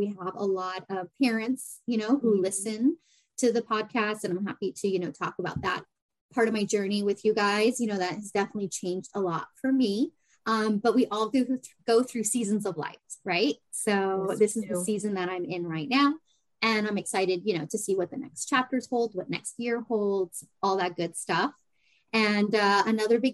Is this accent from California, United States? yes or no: yes; San Diego, California, United States; moved away as an adult; also born or lived in New England; coming back to my hometown in San Diego, California